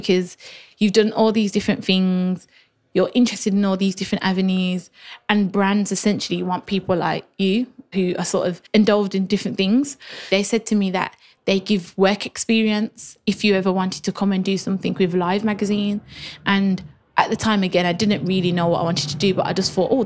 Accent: Birmingham, West Midlands, United Kingdom; moved away as an adult; now in London, United Kingdom; I always knew I'm from Birmingham

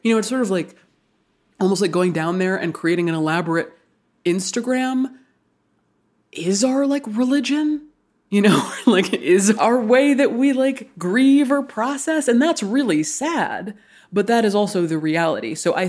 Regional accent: Hawaii, United States; I grew up in Hawaii. I was born and raised in Hawaii.

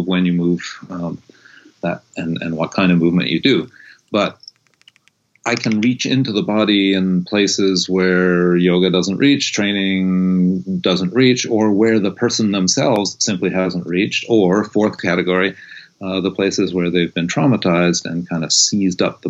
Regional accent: East Coast / New England, United States; moved away as an adult; also born or lived in California; I was born on the East Coast and was raised very much up in my in that kind of New Englandy, don't pay attention to your body kind of upbringing

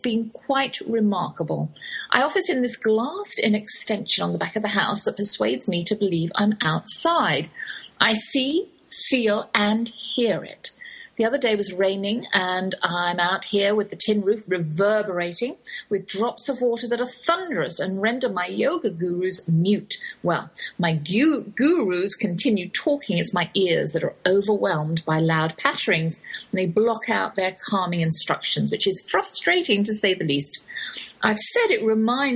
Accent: Oxford, South East England, United Kingdom; accent: English, Oxford drawl; moved away as an adult; now in Texas, United States; that's my English accent you're hearing. Though I have lived in the Lone Star State half my life, I cannot shake the Oxford drawl

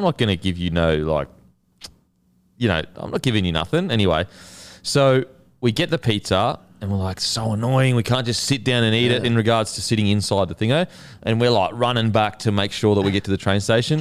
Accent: Gold Coast, Queensland, Australia; I grew up on the Gold Coast

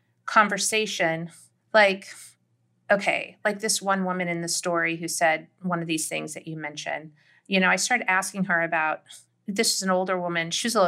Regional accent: the South, United States; Like, I just know deep in my bones as a Southerner that, you know, having grown up that way, that I think that a lot of people who didn't grow up that way maybe don't quite understand how literal, how fully formed these worlds are to people.

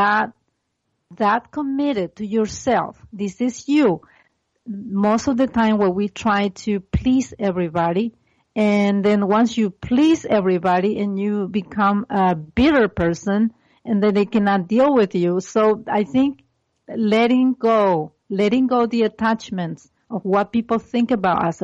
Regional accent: Brazil; moved away; I was born in Brazil and South America, and I came from a very paternalistic society.

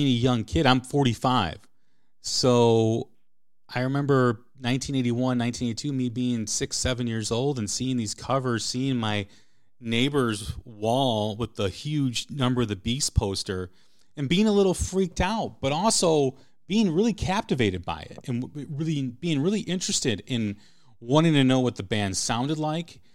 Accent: outside of Chicago, Illinois, United States; growing up outside of Chicago

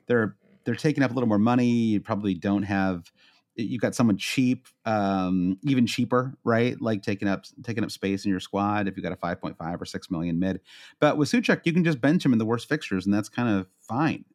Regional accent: Midwest, United States; accent: Midwestern; my Midwestern accent

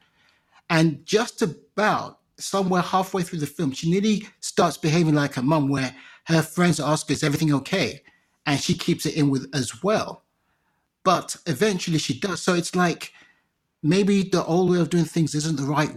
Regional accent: Nigeria; as a Nigerian

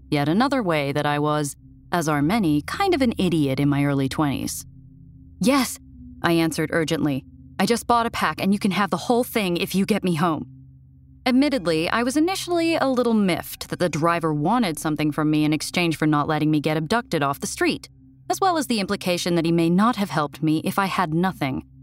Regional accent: New York, United States; I'd never lived anywhere except my home state of New York

